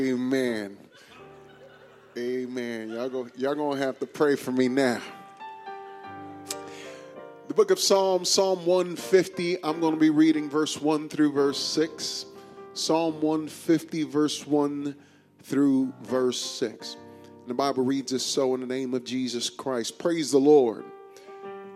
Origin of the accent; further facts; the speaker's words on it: New York, United States; now in Houston, United States; I grew up on White Castle in New York